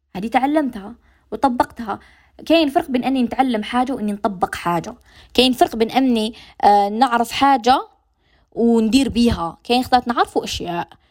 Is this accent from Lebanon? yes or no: no; Algeria; accent: Algerian dialect; لهجتنا الجزائريه